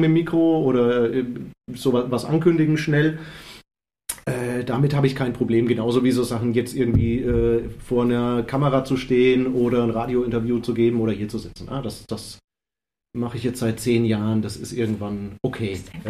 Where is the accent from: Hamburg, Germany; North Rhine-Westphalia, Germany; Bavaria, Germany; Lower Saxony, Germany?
Bavaria, Germany; Würzburg; mich auch als Würzburger